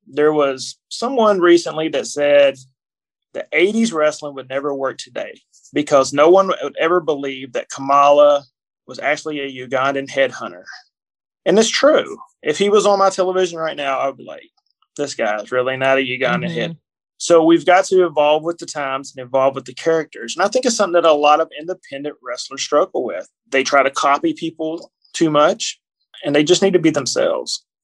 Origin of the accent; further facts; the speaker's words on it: Kentucky, United States; I'm born and raised in Kentucky, in a small town in Kentucky.